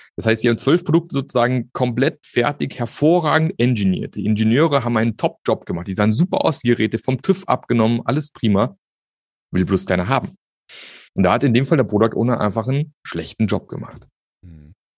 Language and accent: German; Germany; wir als Deutsche